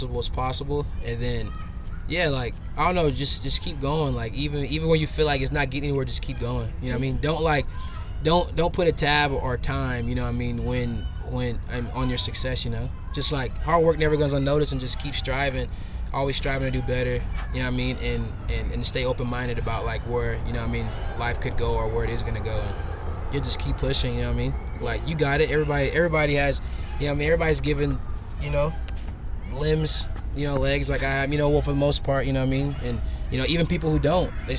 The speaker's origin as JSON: {"language": "English", "town": "Chandler", "region": "Arizona", "country": "United States", "tie": "born or raised there", "also_born_or_lived": "Tucson, Arizona", "said": "I'm from Chandler, grew up skating Chandler Skate Park"}